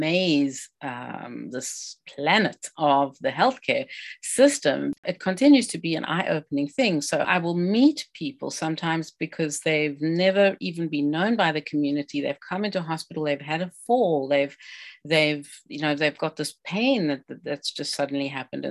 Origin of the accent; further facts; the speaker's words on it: South Africa; now in British Columbia, Canada; I'm an immigrant. I'm a South African originally